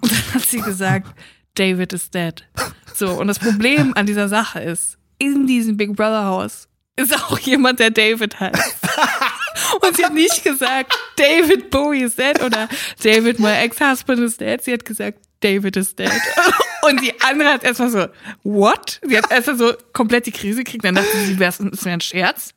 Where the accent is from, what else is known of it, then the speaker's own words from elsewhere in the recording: Siegerland, North Rhine-Westphalia, Germany; meiner Heimat im Siegerland